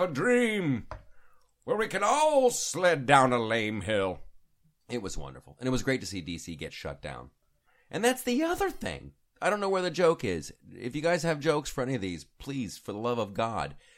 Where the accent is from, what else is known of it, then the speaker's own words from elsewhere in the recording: Columbus, Ohio, United States; when I was a kid growing up in Columbus, Ohio